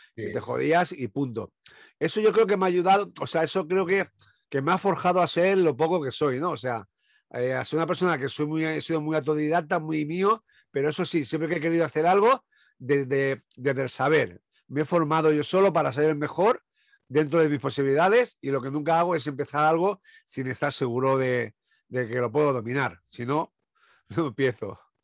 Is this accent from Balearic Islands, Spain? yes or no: yes; Sant Antoni de Portmany, Balearic Islands, Spain; yo soy de Ibiza